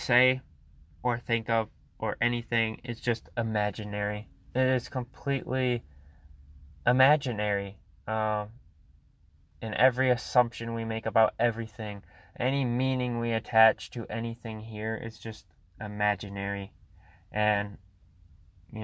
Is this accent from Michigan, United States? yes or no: yes; Michigan, United States; I'm from Michigan